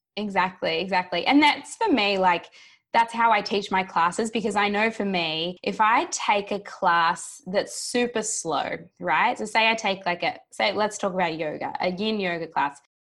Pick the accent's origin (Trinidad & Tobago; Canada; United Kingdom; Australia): Australia; moved away as an adult; also born or lived in New York; I am recording from Australia, which is where I live, down in Melbourne. But before sort of pre-pandemic, I was over in New York for three years, but the pandemic brought me back to where I'm from.